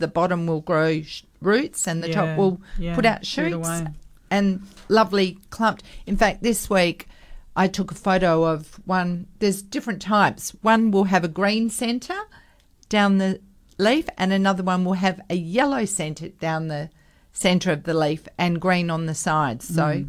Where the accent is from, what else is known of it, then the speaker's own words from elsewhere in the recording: Perth, Western Australia, Australia; growing up in North Beach